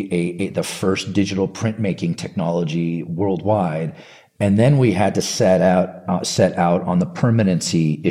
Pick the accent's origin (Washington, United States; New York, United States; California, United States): California, United States; I grew up in California, both Northern and Southern California